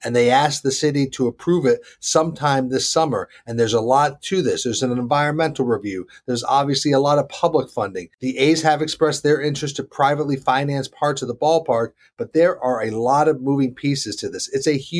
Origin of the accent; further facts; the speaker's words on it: Charlotte, North Carolina, United States; my hometown, Charlotte, North Carolina